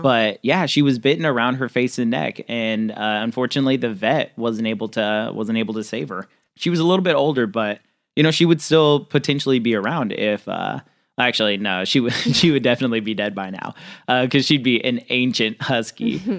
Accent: Central California, United States; also born or lived in Midwest; now in New Orleans, United States; I grew up in Central California, lived in the Midwest for a while, live down in New Orleans now

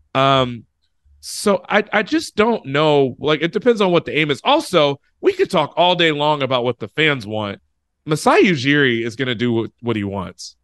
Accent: United States; I was from the States

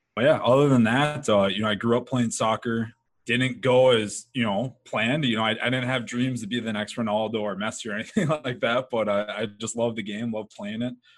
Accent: northern Midwest, United States; I grew up in the Midwest, mm-hmm. uh, the northern Midwest

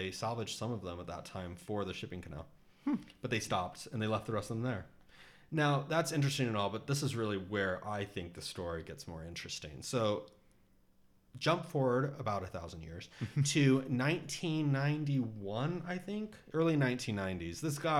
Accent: Texas, United States; moved away as an adult; also born or lived in Florida; now in Seattle, United States; I'm from Texas.

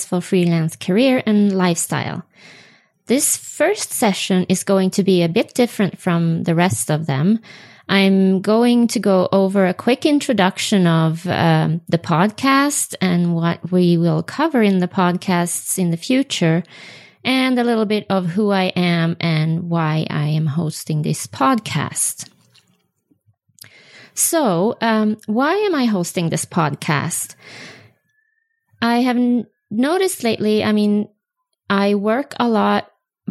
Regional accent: Sweden; first language Swedish; English is a second language; moved away as an adult; now in Utah, United States; my native language is Swedish

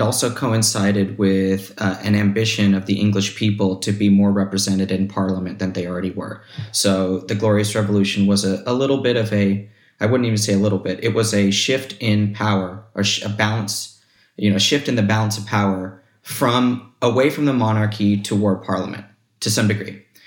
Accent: United States; as an American citizen

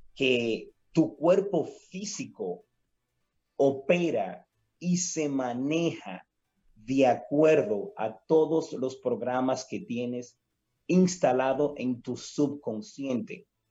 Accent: Dominican Republic; somos nosotros los dominicanos

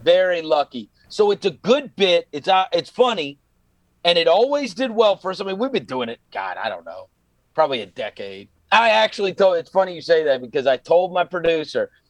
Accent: New York, United States; I grew up actually in New York

